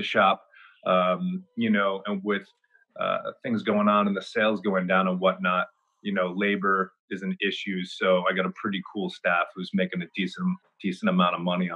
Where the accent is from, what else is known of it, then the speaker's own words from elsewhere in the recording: Newport, Rhode Island, United States; moved away as an adult; also born or lived in Florida; I'm actually from Newport